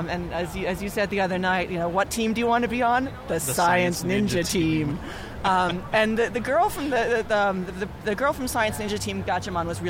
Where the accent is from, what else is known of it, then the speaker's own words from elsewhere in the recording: outside Philadelphia, Pennsylvania, United States; I grew up outside Philadelphia